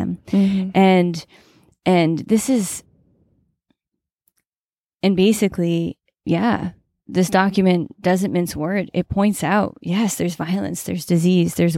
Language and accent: English; New England, United States; growing up in New England, I was exposed to Robert Frost quite a bit.